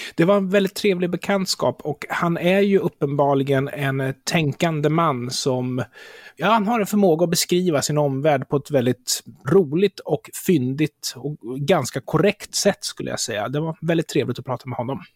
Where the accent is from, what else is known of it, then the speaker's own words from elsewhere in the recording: Sweden; jag som svensk i Sverige